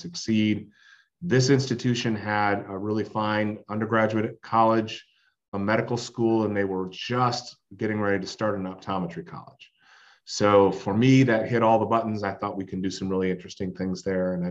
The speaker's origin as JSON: {"language": "English", "region": "Michigan", "country": "United States", "tie": "born or raised there", "said": "I was born in Michigan, actually, and both my parents were teachers"}